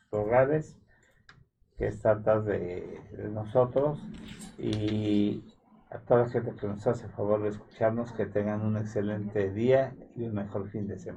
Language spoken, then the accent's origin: Spanish; Mexico